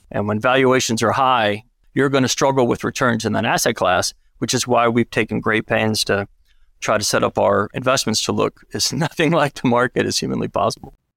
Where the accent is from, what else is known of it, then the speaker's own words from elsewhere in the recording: Alabama, United States; grew up, I grew up in Alabama